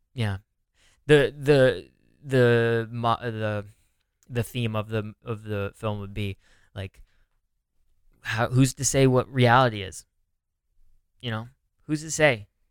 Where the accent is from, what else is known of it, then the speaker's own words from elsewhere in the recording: California, United States; now in New York, United States; I'm from California